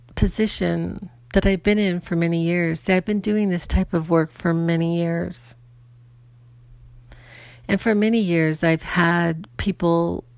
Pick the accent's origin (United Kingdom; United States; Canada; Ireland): Ireland; I'm Irish, and so I can have a temper. I was born this way. This is just the way I am.